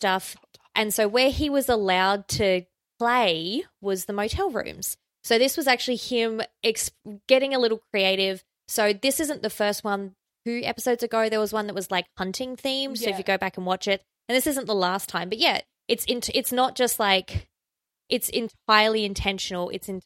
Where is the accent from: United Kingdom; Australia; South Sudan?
Australia; accent: Australian; my Australian accent